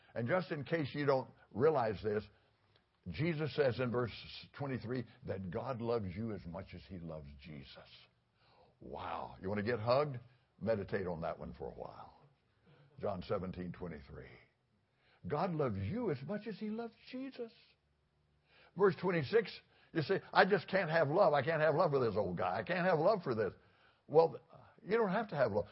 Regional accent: Fort Worth, Texas, United States; now in Florida, United States; I grew up in Fort Worth

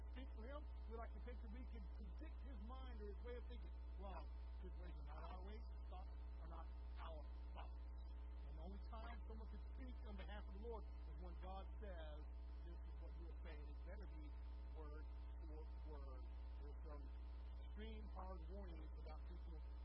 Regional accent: Deep Rock, United States; I was born in Deep Rock

